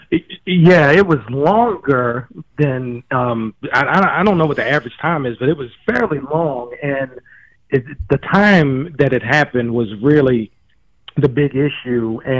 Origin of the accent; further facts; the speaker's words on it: Cincinnati, Ohio, United States; Like I'm from Cincinnati.